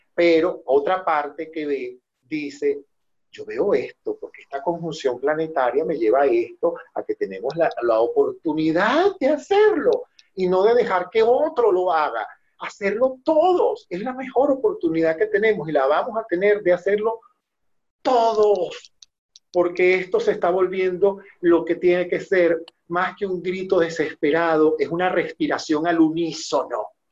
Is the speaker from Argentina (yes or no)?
no; Venezuela; moved away; todos nosotros que somos venezolanos